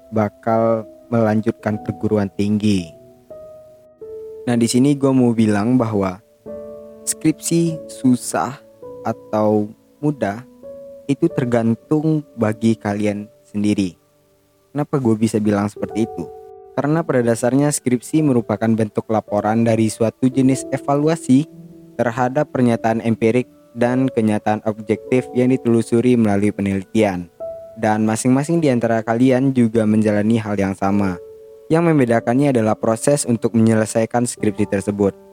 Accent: West Sumatra, Indonesia; accent: Minang; Indonesia dan sedikit terbawa logat Minang, gue nggak gue nggak bilang logat logat bahasa lain ya, logat bahasa gue sendiri gitu.

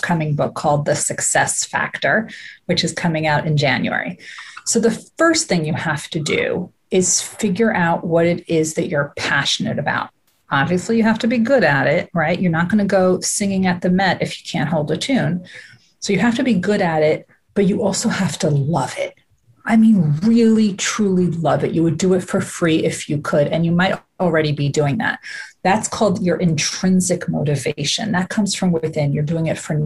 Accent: New York, United States; I am a New Yorker

